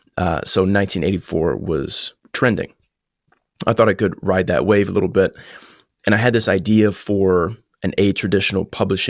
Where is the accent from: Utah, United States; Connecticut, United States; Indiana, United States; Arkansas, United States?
Indiana, United States; Columbus; I grew up in Southern Indiana, Columbus, like you said.